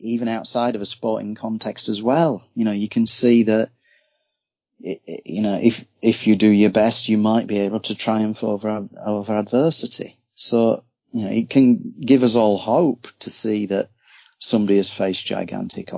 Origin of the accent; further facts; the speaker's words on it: Yorkshire and the Humber, United Kingdom; I'm from Yorkshire, West Yorkshire, so it's a real rugby stronghold